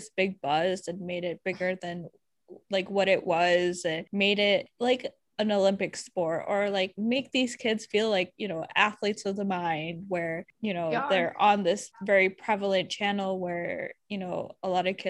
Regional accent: India; And I'm like, just because I'm Indian doesn't automatically make me, I don't necessarily need to have an accent.

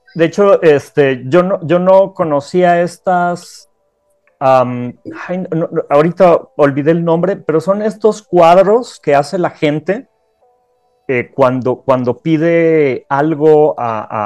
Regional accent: Querétaro, Mexico; en Querétaro tenemos la única, la única iglesia

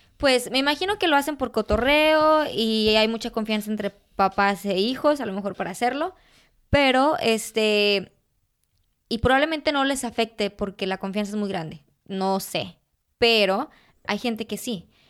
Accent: Jalostotitlán, Jalisco, Mexico; first language Spanish; moved away; dar clases de fotografía en, en Jalos, de donde soy yo

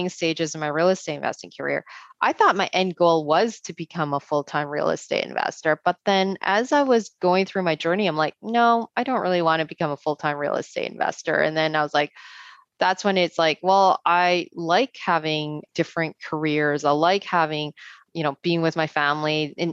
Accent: Canada; as a Canadian, as a female too

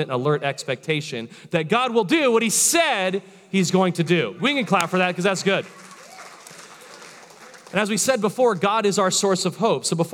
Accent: Florida, United States; I'm from Florida, born and raised

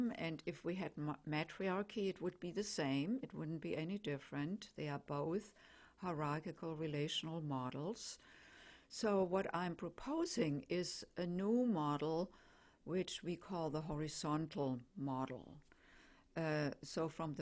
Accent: Germany; accent: German; English is a second language; I'm German, as probably most can tell by my accent. And so we don't call the home country motherland, we call it fatherland

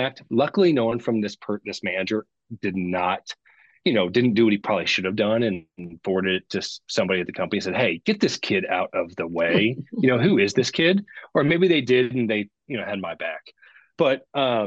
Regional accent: Midwest, United States; I grew up in the Midwest

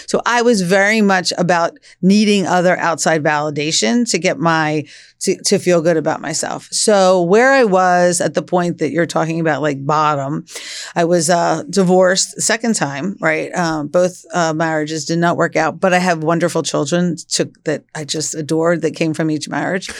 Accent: Philadelphia, Pennsylvania, United States; We grew up in Northeast Philly

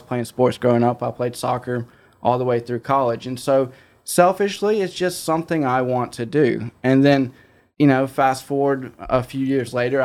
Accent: South Mississippi, United States; moved away as an adult; now in Hernando, United States; I'm originally from South Mississippi

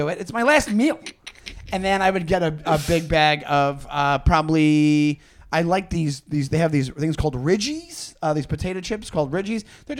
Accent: Long Island, New York, United States; I'm from Long Island

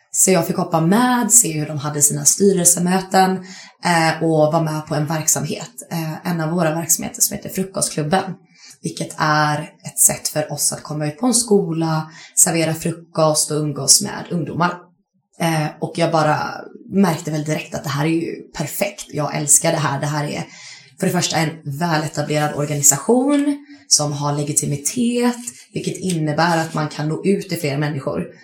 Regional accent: Kalmar, Kalmar County, Sweden; moved away as an adult; also born or lived in Lund; Jag kommer från Kalmar ursprungligen. Eh, men sen flyttade jag till Lund för, vad blir det, 2014 och började plugga.

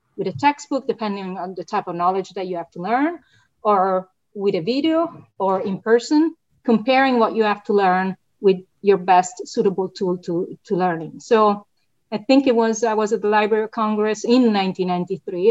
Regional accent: Italy; moved away as an adult; now in United States; My prior degrees, political science and, and, economics, were in my home country, Italy.

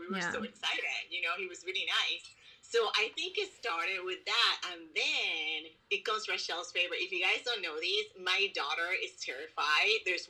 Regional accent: Puerto Rico; moved away; I grew up in Puerto Rico

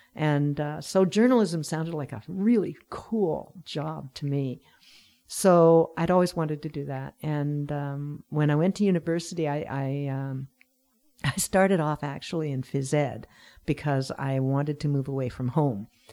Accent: Sackville, New Brunswick, Canada; also born or lived in Vancouver; now in Pender Island, Canada; I'm originally from New Brunswick, and I lived in Vancouver for about forty years with a few breaks

